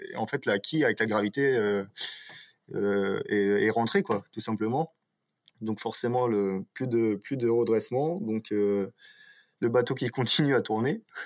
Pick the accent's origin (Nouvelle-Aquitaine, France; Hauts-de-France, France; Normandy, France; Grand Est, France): Normandy, France; Cherbourg; je suis originaire de Normandie à Cherbourg et du coup je fais du bateau depuis que je suis tout petit